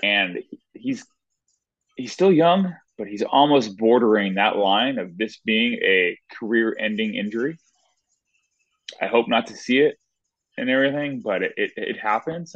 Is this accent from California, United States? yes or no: yes; Southern California, United States; I'm from Southern California.